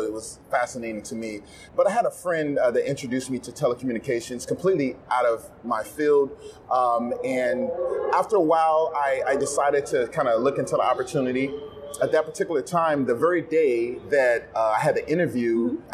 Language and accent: English; the South, United States; I'm from the South